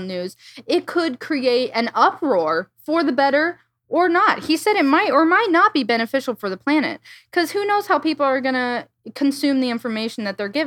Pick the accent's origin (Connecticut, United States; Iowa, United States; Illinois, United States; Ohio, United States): Iowa, United States; I'm from the Midwest, so a lot of my flights, connecting flights, would always be like, I fly from my small town in Iowa to O'Hare